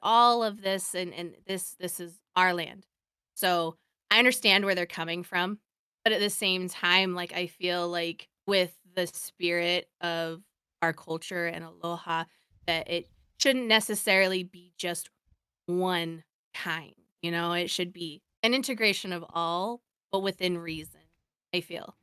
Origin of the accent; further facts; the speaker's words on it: Oregon, United States; I grew up over on the mainland. I grew up in, in Oregon